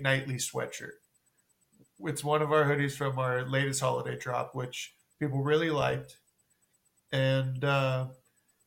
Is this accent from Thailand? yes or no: no; Novato, California, United States; So we're both from Novato, actually. We grew up in Novato